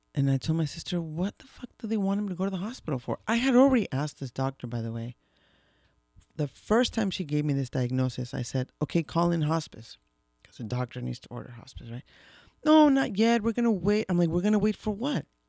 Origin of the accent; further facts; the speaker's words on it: Mexico City, Mexico; we grew up in Mexico City, when we were little